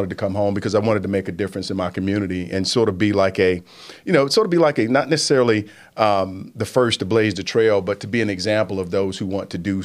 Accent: Statesville, North Carolina, United States; also born or lived in Washington, D.C. / New York / Los Angeles / Atlanta; I'm from Statesville

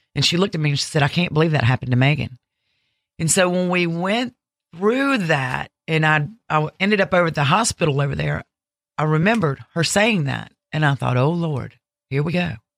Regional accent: Ocean Springs, Mississippi, United States; also born or lived in Alabama; I'm originally from Alabama, but I grew up in Ocean Springs, Mississippi

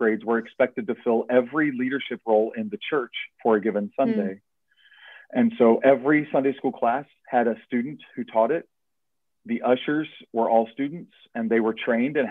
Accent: Erlanger, Kentucky, United States; I grew up in Erlanger Baptist Church in Erlanger, Kentucky

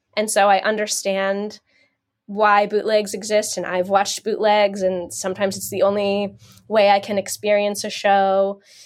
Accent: New Jersey, United States; now in Pennsylvania, United States; I grew up in New Jersey. I'm currently in Pennsylvania.

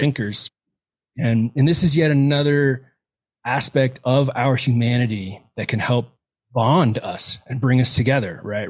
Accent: Houston, Texas, United States; moved away as an adult; now in Crested Butte, United States; I was raised in Houston, right, born and raised till, uh, till I was eighteen years old and ran off in the military

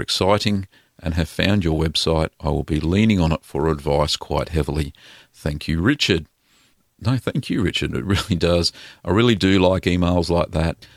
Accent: Victoria, Australia; in Victoria, here in Australia, in my home state

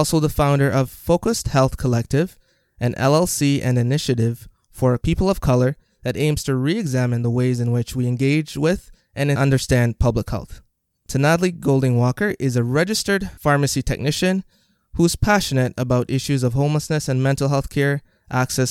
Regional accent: Jamaica; now in Canada; I am originally from Jamaica

